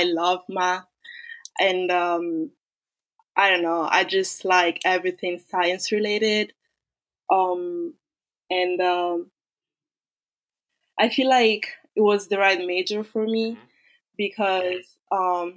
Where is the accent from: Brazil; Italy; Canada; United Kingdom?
Italy; moved away as an adult; also born or lived in Nigeria (ancestry); now in United States; I was born in Italy